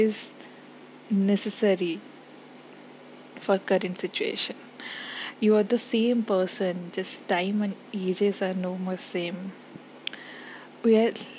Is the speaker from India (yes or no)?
yes; India; As an Indian, we are highly inclined towards our culture